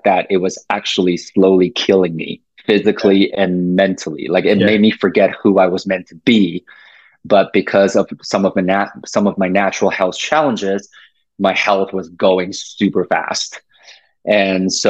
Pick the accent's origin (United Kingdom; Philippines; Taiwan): Taiwan; now in Canada; I was born and raised in Asia, so in Taiwan